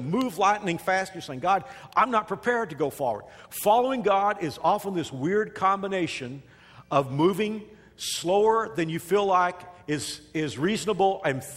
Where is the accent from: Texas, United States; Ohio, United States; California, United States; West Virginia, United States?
Texas, United States; moved away as an adult; now in Wichita, United States; I'm a Texan